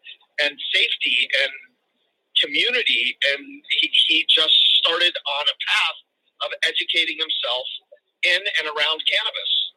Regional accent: Los Angeles, California, United States; My father brought us to the San Fernando Valley in 1967 when he was about 28. I was only 5 years old. And we grew up

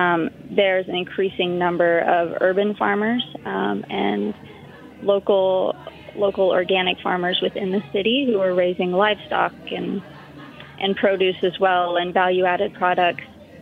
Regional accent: India; also born or lived in Kansas, United States; I was born in India and grew up spending my childhood both in India and in central Kansas.

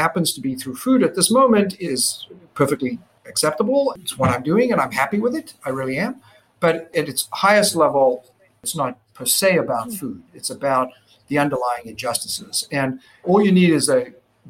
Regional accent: Johannesburg, Gauteng, South Africa; now in United States; growing up in South Africa when I did

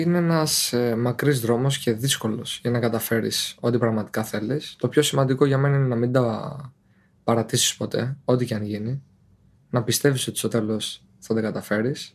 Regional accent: Petri, Peloponnese, Greece; moved away as an adult; now in Turkey; Το χωριό μου λέγεται Πετρή Νεμέας. Είναι από την Νεμέα 10 λεπτά

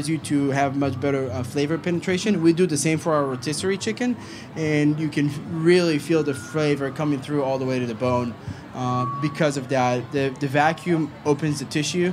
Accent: Galilee, Northern District, Israel; moved away as an adult; also born or lived in Tel Aviv / New York City; now in Charlotte, United States; I'm from Israel. I grew up in a small city in the center of the Galilee.

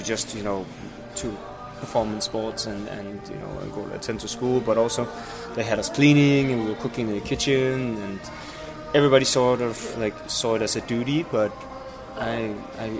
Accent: Denmark; I came to Denmark and was raised in a small city 35 kilometers outside Copenhagen

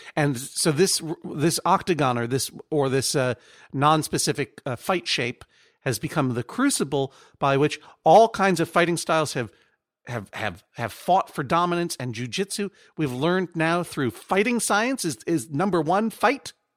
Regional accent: Brookline, Massachusetts, United States; moved away; I'm from Brookline

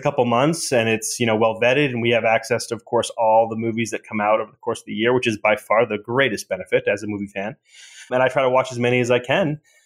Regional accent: Boston, Massachusetts, United States; moved away; my hometown in Boston

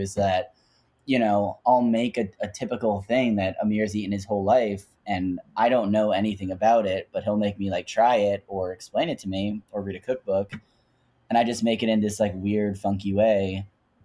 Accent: New Jersey, United States; I'm just from Jersey with a crazy Jewish mom.

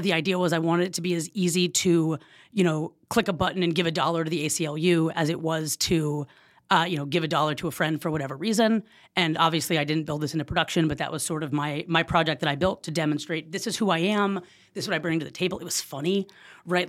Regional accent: Oakland, California, United States; moved away as an adult; also born or lived in Jackson, Mississippi / Los Angeles, California; I am born and raised in Oakland, California.

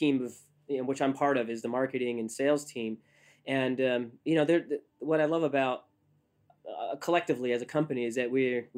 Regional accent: Northeast, United States; I'm from the Northeast.

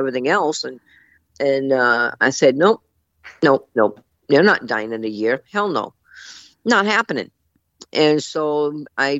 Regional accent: Scotland, United Kingdom; I'm Scottish

